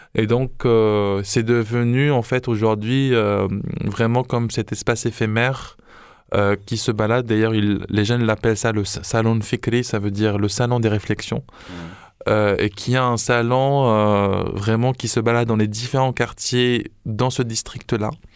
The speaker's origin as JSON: {"language": "French", "country": "Morocco", "said": "chez nous au Maroc"}